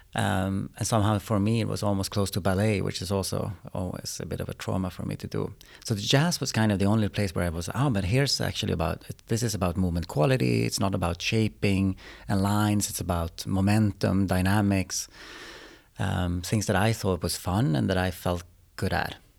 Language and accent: English; Umeå, Västerbotten County, Sweden; also born or lived in Austria / Spain; now in Stockholm, Sweden; I'm from Umeå from the beginning